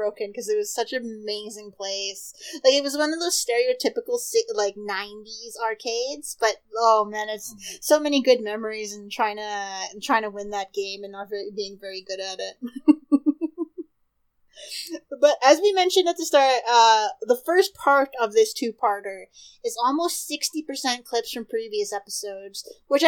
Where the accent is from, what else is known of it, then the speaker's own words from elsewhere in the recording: The Pas, Manitoba, Canada; there is a smaller mall closer to me in my hometown. It's called the Otinike Mall. It's on the Opaskia Cree Nation, which is in the Paw of Manitoba